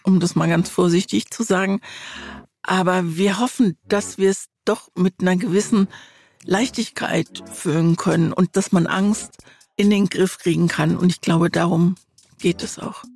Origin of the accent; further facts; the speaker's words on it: Mannheim, Baden-Württemberg, Germany; Ich bin in Mannheim aufgewachsen